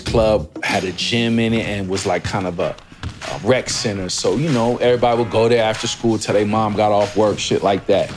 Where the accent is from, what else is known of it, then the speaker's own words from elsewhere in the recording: Seattle, Washington, United States; moved away as an adult; also born or lived in New York City; I'm coming from Seattle